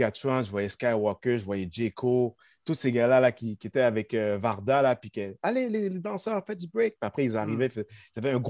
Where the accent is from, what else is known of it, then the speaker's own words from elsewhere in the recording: Longueuil, Quebec, Canada; Ouais, j'étais de Longueuil, man.